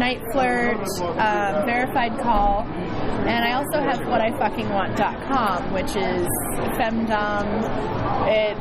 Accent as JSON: {"language": "English", "country": "Canada", "said": "we're from Canada"}